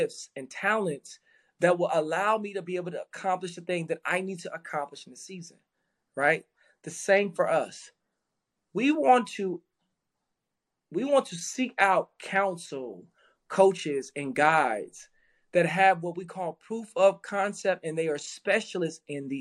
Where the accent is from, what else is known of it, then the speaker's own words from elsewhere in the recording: Dallas, Texas, United States; I grew up in South Dallas